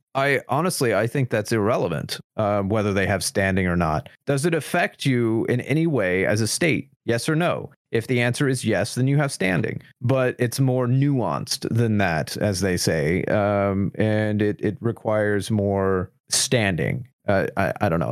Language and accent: English; United States; as an American.